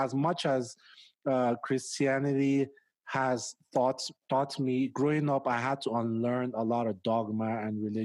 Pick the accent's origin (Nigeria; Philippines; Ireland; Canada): Nigeria; now in United States; growing up in Nigeria is extremely conservative